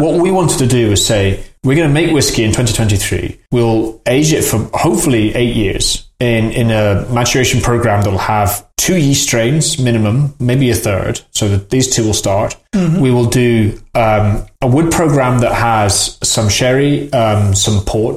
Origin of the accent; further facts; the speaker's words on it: Edinburgh, Scotland, United Kingdom; when I was growing up in Edinburgh in the eighties